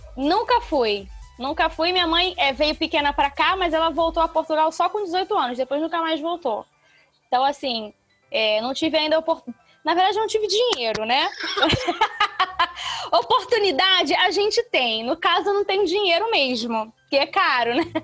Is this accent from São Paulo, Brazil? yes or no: no; Rio de Janeiro, Brazil; accent: meio acariocado (carioca-ish); o meu jeito de entregar piada que é meio acariocado